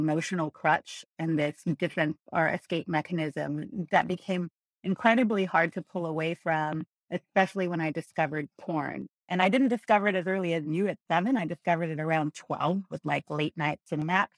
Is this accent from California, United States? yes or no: yes; Montebello, California, United States; I grew up in Montebello, which is the southeast area